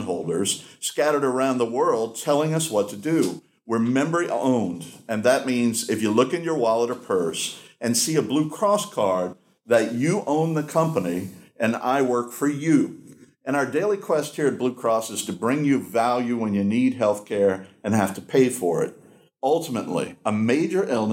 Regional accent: Louisiana, United States; I was born in Louisiana. My family roots here run very deep

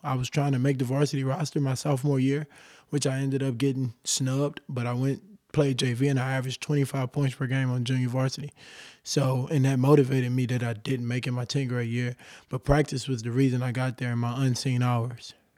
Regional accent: Beaumont, Texas, United States; I grew up, uh, right outside a small city by Houston, Texas called Beaumont, Texas

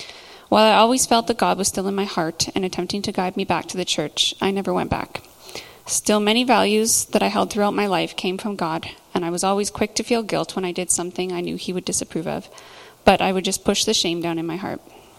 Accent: Nelson, British Columbia, Canada; also born or lived in Lethbridge, Alberta; I am originally from the Nelson area, and I lived here until I graduated high school, and I ventured out a couple times and came back, and then eventually moved to Lethbridge in, 2005. I lived there for 9 years

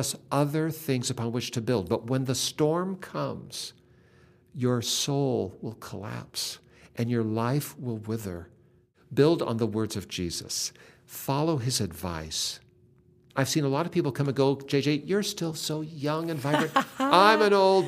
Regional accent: Seattle, Washington, United States; I grew up in Seattle, and I'm an only child

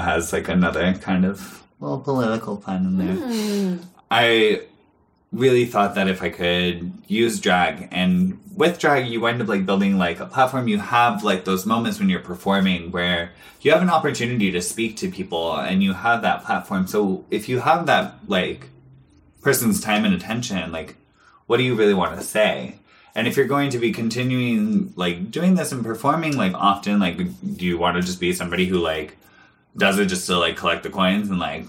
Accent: Portland, Oregon, United States; growing up in Portland and being a part, like, being on the West Coast

